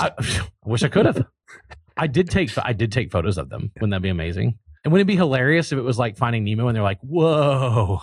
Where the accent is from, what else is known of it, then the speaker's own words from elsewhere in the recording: Louisiana, United States; also born or lived in Texas; I was born in Louisiana